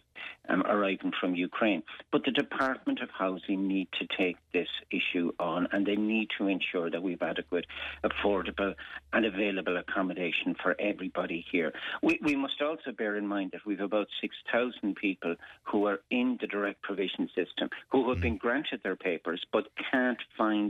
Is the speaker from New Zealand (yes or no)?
no; Ireland; as an Irish people